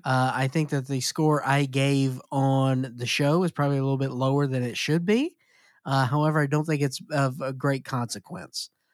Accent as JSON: {"language": "English", "region": "Mississippi", "country": "United States", "said": "my home state of Mississippi"}